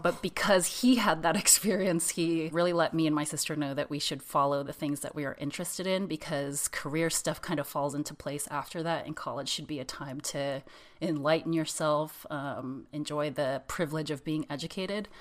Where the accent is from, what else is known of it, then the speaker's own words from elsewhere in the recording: San Jose, California, United States; I grew up in San Jose, in California.